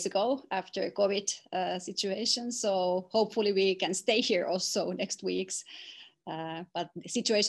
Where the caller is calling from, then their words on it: Tampere, Pirkanmaa, Finland; English is a second language; Well, I'm joining you from Finland, from Tampere.